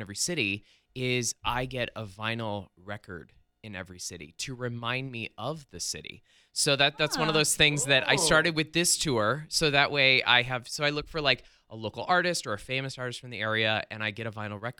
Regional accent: Phoenix, Arizona, United States; I grew up in Phoenix.

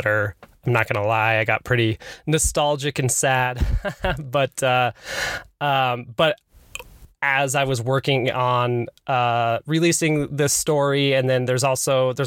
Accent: Utah, United States; also born or lived in Salt Lake City, Utah; I was born in Salt Lake, but raised in Utah County

